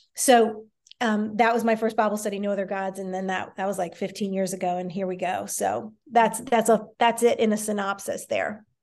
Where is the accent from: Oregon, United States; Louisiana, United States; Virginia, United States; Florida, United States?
Virginia, United States; D.C., Northern; I grew up in the Washington, D C area in Northern Virginia, right outside D C